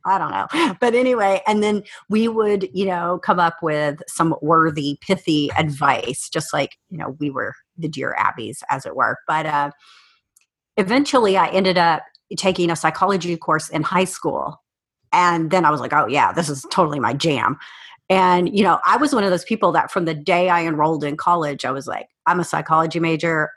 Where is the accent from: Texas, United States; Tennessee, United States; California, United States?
Texas, United States; South; moved away as an adult; also born or lived in Cheyenne, Wyoming; I spent most of my childhood in South Texas